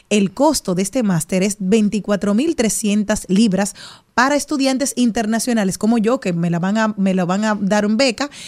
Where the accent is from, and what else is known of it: Monte Plata, Dominican Republic